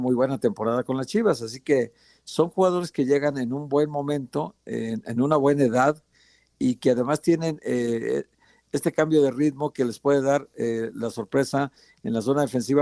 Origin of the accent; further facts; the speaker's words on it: Mexico; Somos mexicanos